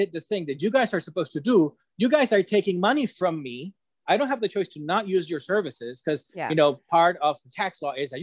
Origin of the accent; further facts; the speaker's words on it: Ecuador; I come from Ecuador.